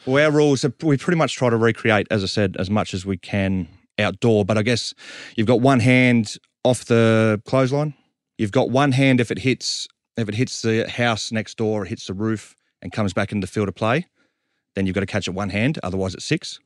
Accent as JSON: {"language": "English", "town": "Sydney", "region": "New South Wales", "country": "Australia", "said": "we're from Southwest Sydney"}